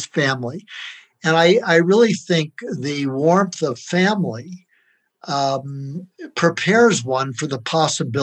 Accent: Los Angeles, California, United States; my hometown, Los Angeles

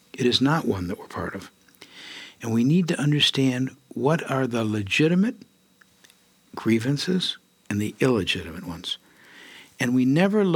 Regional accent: Detroit, Michigan, United States; moved away as an adult; also born or lived in San Francisco; I was born in Detroit, Michigan. I lived in Michigan for a long time

